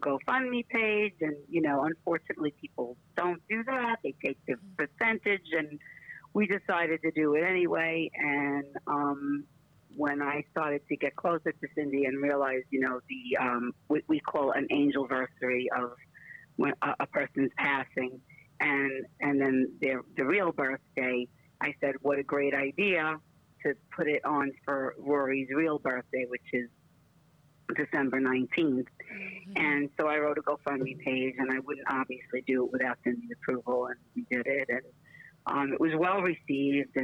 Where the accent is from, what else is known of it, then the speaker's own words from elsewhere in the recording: New York City, New York, United States; moved away as an adult; now in Florida, United States; I am from Brooklyn, New York, originally